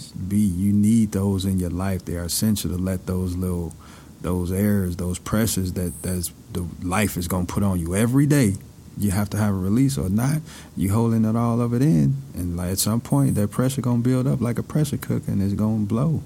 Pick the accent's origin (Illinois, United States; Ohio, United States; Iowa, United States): Illinois, United States; Chicago; growing up in Chicago, you know, I had both of my parents